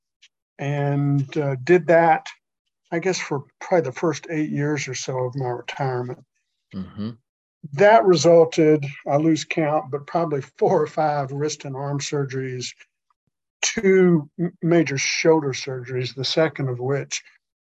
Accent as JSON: {"language": "English", "town": "Augusta", "region": "Georgia", "country": "United States", "tie": "born or raised there", "also_born_or_lived": "Atlanta, Georgia", "said": "I was raised in Augusta"}